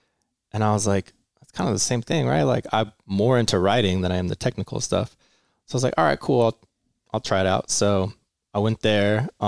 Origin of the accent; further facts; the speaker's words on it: Menifee, California, United States; also born or lived in Long Beach; Kind of here, actually. So Marietta Menifee. But actually, it's a really hard question. I grew up everywhere. I was like born in Long Beach. My parents moved every 3 years.